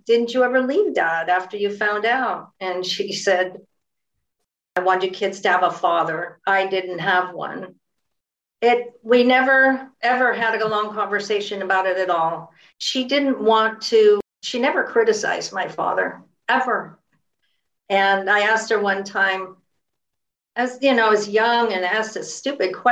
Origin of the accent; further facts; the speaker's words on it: San Francisco Bay Area, California, United States; I grew up in the San Francisco Bay Area